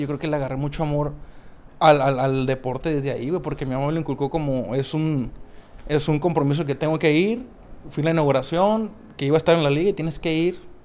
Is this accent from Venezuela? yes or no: no; Mexico; somos que como cuatro mexicanos nomás los que estamos ahí